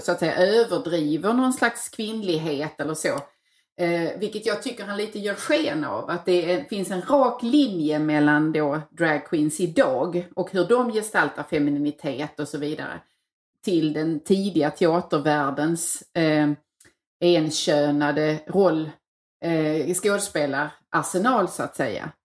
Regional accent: Tågarp, Skåne, Sweden; moved away; den lilla byn jag kommer ifrån, Tågarp

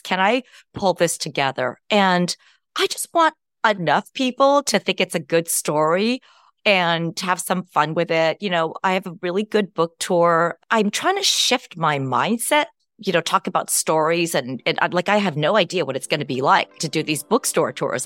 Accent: Berkeley, California, United States; moved away as an adult; also born or lived in Champaign, Illinois / West Lafayette, Indiana; I grew up in the Bay Area

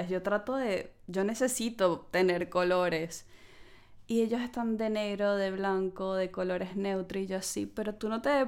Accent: Venezuela; now in United Kingdom; a ver, como venezolana yo siento que sí es una limitante, em, porque en la época en la que estamos hay muchos países en los que nos piden tener visa, incluso en Latinoamérica, que hace 10 años no era así.

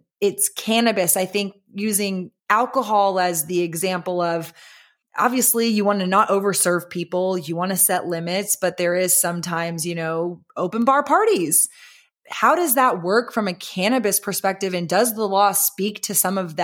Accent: Austin, Texas, United States; I grew up in Austin

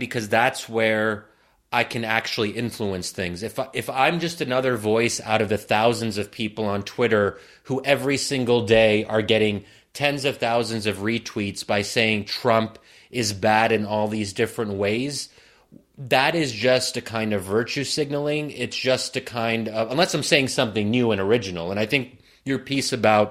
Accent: United States; me as an American Muslim

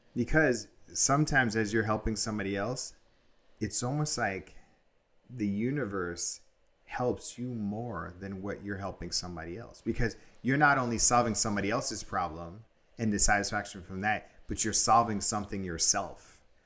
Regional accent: New York City, New York, United States; I grew up in New York in the eighties

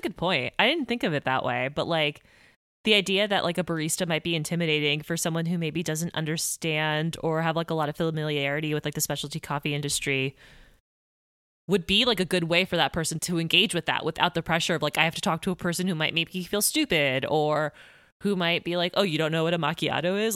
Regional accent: Miami, Florida, United States; I'm from Miami

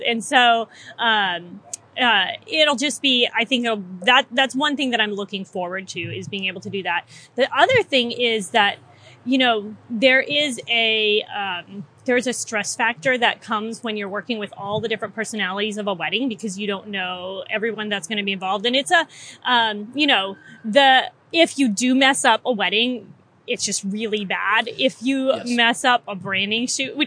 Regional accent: Mississippi, United States; moved away as an adult; now in Washington, D.C. area, United States; I am a Southern girl. I'm transplanted from Mississippi, moved to the D.C. area when I married my husband almost 9 years ago.

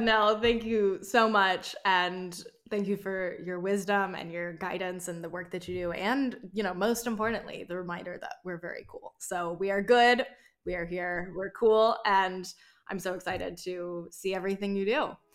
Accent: North Carolina, United States; moved away; I grew up half in North Carolina and half in South Carolina, and the North Carolina that I've moved back to as an adult

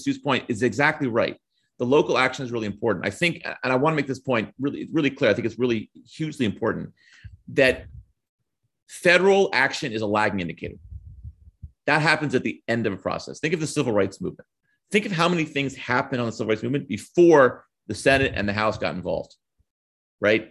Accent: Bucks County, Pennsylvania, United States; now in Brooklyn, United States; I grew up in Bucks County, Pennsylvania

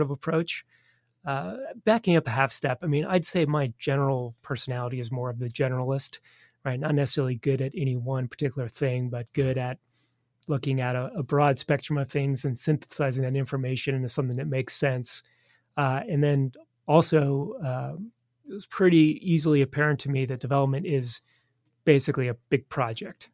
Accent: Southern California, United States; moved away as an adult; also born or lived in Washington, D.C.; now in Kansas City, United States; back to Southern California, where I grew up

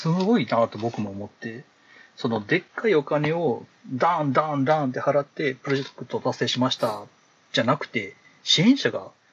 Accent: Kansai, Japan; 関西で生まれて、関西で育ってる人間なんで

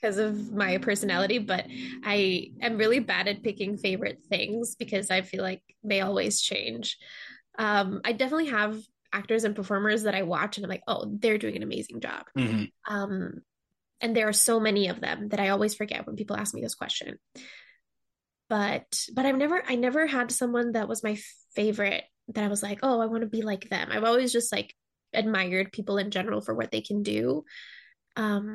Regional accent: Mexico City, Mexico; moved away as an adult; now in Chicago, United States; I'm originally from Mexico City, but I came to Chicago to study acting and theater

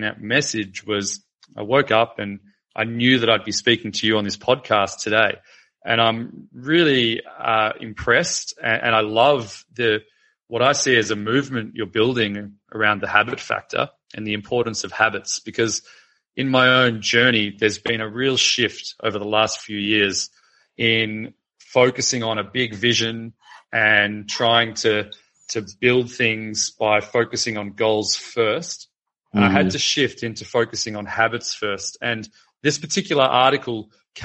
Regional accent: Melbourne, Victoria, Australia; I'm from Melbourne in Australia

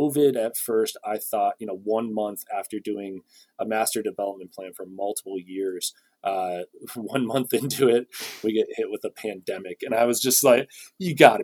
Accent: Traverse City, Michigan, United States; now in Waterville Valley, United States; Mount Holiday in Traverse City, Michigan, which is, you know, my hometown ski resort

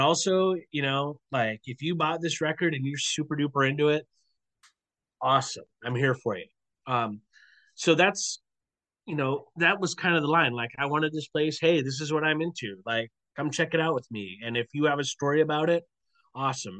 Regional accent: Portland, United States; moved away; I grew up in Portland. Um, even though I'm out here now

